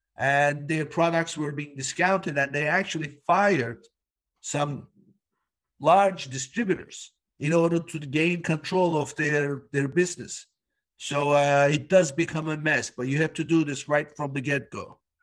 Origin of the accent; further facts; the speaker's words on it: Turkey; now in United States; I was born in Turkey